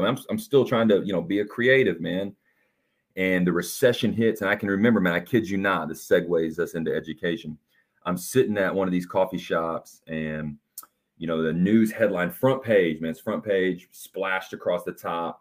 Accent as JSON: {"language": "English", "town": "Evansville", "region": "Indiana", "country": "United States", "tie": "born or raised there", "said": "I'm from Evansville, Indiana, and grew up, you know, born in seventy-nine, man, grew up in the V H S era"}